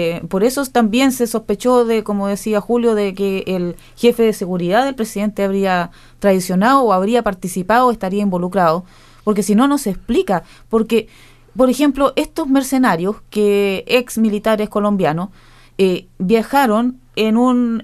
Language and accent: Spanish; Chile; de nuestras familias como chilenos nos transmitieron mucha cultura